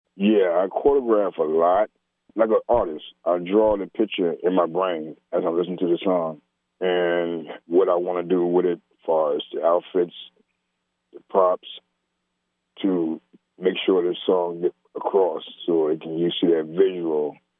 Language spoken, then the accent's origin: English; Virginia, United States; moved away as an adult; also born or lived in Germany; growing up in Virginia, down south